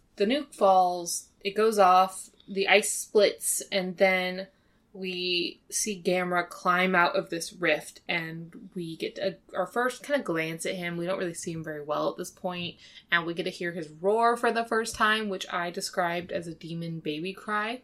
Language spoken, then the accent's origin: English; United States; as an American, uh, viewer